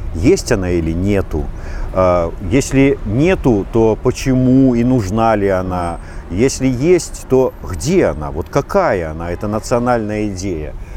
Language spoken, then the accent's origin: Russian; Belarus; мы не какие-то вот тутейшие, не русские со знаком качества, не может быть вот а, может быть, не до поляки какие-то, а именно белорусы